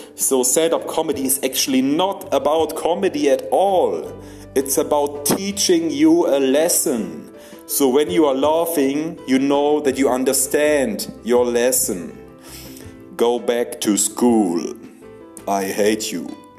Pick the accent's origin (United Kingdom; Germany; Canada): Germany; English is a second language; moved away; I'm from Germany.